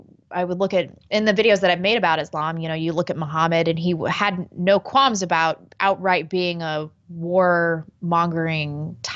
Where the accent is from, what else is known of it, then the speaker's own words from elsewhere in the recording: Missouri, United States; now in Seattle, United States; I grew up in Missouri.